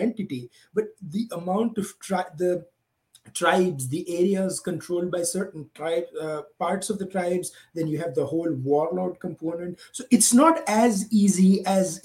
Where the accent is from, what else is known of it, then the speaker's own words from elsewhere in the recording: India; moved away; as an Indian, I have spent half my life here